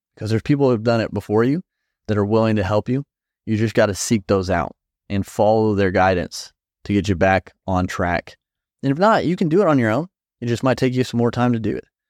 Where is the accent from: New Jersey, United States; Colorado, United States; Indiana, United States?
Indiana, United States; I'm from Indiana